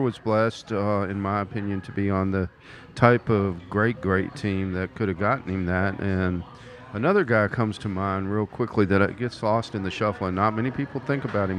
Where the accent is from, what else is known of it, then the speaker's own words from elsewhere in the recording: Mobile, Alabama, United States; also born or lived in Mississippi; I'm from Mobile, Alabama, home of the Senior Bowl every year.